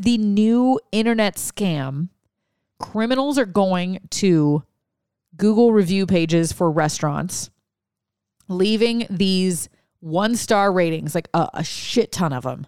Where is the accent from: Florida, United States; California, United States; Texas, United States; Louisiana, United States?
Louisiana, United States; we had Mardi Gras 'cause I grew up in Louisiana